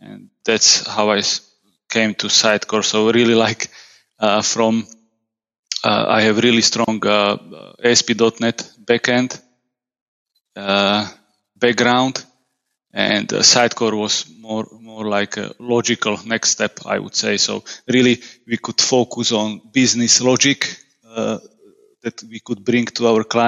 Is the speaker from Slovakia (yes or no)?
yes; Slovakia; I'm from Slovakia. I live just a couple of kilometers from the capital city of Bratislava